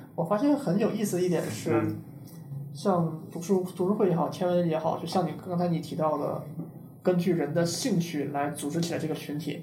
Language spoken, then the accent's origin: Chinese; China; moved away as an adult; now in Silicon Valley, United States; 我出生在大陆，来硅谷三年，差不多一直在硅谷高科技公司工作